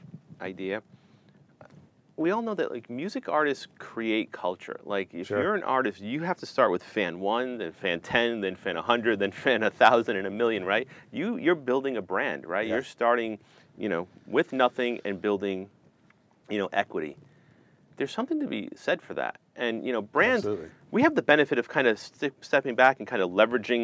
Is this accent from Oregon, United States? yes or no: no; Providence, Rhode Island, United States; moved away; also born or lived in Los Angeles; when I grew up in Providence